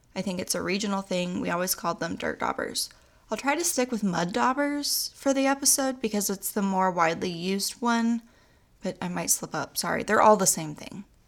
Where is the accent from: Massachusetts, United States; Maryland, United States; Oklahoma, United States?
Oklahoma, United States; I'm also from Oklahoma, and we say things wrong